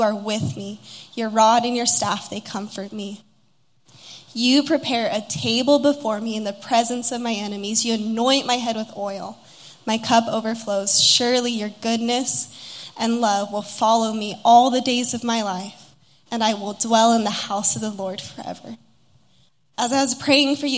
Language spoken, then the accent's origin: English; Utah, United States; moved away as an adult; also born or lived in Los Angeles, California; I'm from Utah originally and was in LA for 4 years